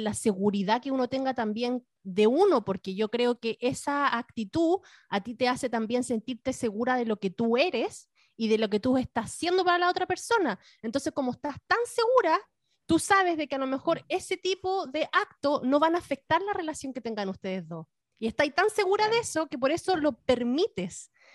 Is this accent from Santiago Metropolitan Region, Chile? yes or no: no; the Fifth Region, Valparaíso, Chile; yo era de, yo era de, la quinta región